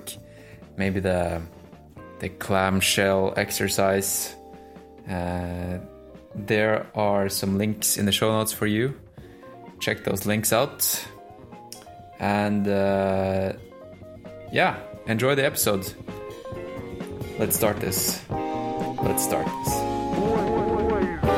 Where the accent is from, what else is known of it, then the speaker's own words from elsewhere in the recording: Norway; English is a second language; I'm Norwegian